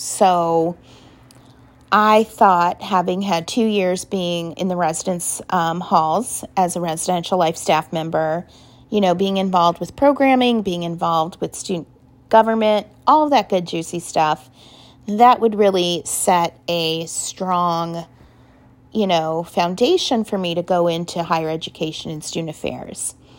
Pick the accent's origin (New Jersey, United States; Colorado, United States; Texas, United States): Colorado, United States; Denver; now in Cincinnati, United States; I was born and raised in Denver, Colorado, and I still consider Colorado my home state and always will, even though I'm in Cincinnati now